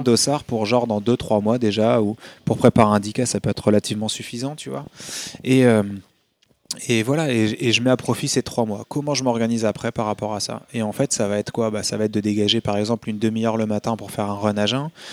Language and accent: French; Hauts-de-France, France; moved away; je venais pas de Paris, tu vois, je, viens du nord de la France, je suis un ch'ti.